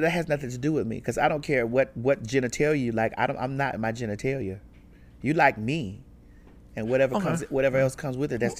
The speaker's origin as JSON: {"language": "English", "town": "Miami", "region": "Florida", "country": "United States", "tie": "born or raised there", "said": "I grew up in Miami."}